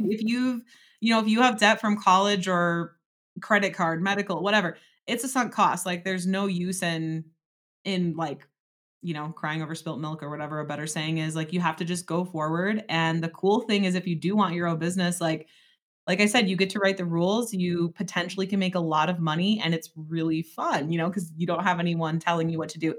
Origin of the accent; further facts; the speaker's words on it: Door County, Wisconsin, United States; also born or lived in Eau Claire, Wisconsin; I'm from Door County